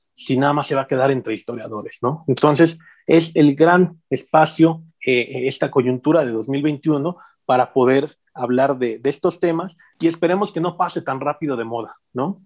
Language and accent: Spanish; Mexico City, Mexico; now in Morelia, Mexico; siendo em, chilango